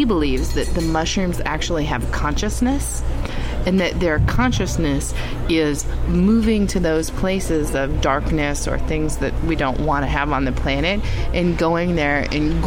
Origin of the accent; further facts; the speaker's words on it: Appleton, Wisconsin, United States; moved away; also born or lived in Chicago / California; I grew up in Appleton, Wisconsin, then moved to Chicago